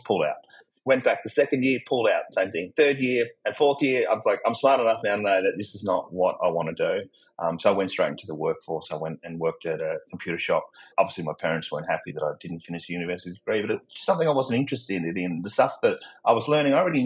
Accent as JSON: {"language": "English", "country": "Australia", "accent": "Australian", "said": "my accent, I'm not American, I'm Australian"}